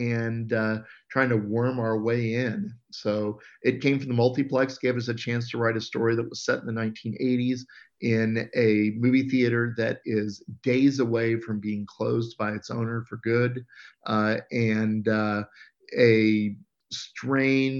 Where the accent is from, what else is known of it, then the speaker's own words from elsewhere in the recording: Abilene, Kansas, United States; I grew up in Abilene, Kansas